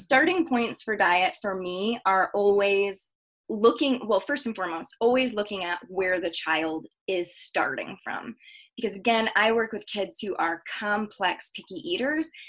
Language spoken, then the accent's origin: English; Michigan, United States; now in Denver, United States; I was born and raised in Michigan.